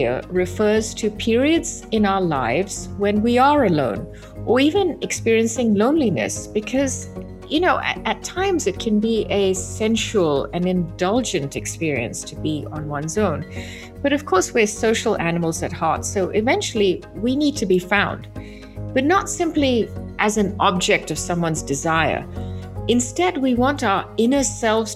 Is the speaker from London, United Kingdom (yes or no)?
yes; London, United Kingdom; growing up in London